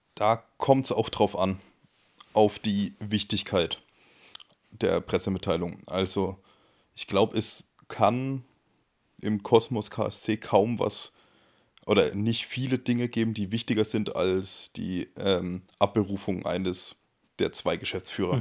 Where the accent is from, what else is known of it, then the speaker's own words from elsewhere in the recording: Coburg, Bavaria, Germany; moved away; also born or lived in Nuremberg / Munich; Ich komme ursprünglich auch aus dem Frankenland. Also ich komme aus Coburg, das ist der nördlichste Zipfel von Bayern, von Franken.